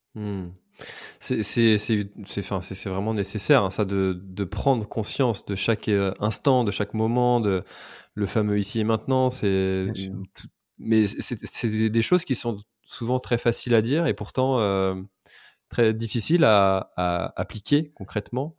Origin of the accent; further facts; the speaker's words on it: Brittany, France; en tant que breton